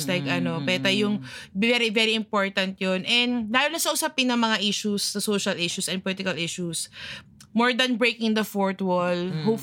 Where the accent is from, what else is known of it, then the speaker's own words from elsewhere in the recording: Philippines; bilang Filipino